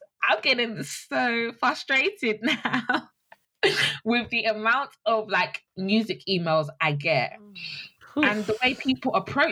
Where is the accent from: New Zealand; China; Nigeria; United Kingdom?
United Kingdom; we're all British